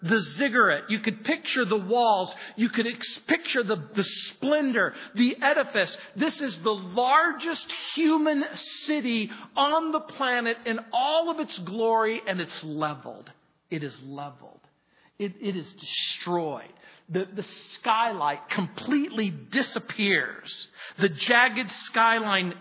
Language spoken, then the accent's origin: English; New Orleans, Louisiana, United States; I come from New Orleans